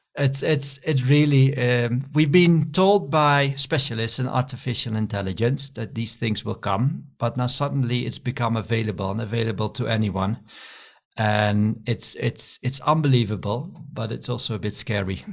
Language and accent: English; Netherlands; moved away as an adult; also born or lived in Scotland / India / Nigeria / Wageningen; I'm originally from the Netherlands, and I studied also in the Netherlands, in Wageningen.